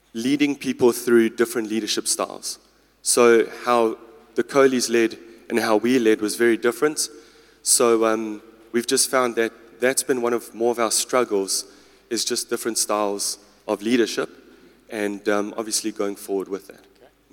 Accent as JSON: {"language": "English", "town": "Durban", "region": "KwaZulu-Natal", "country": "South Africa", "also_born_or_lived": "Klerksdorp / Potchefstroom", "moved": "yes", "said": "I'm originally from Durban, so it's my home"}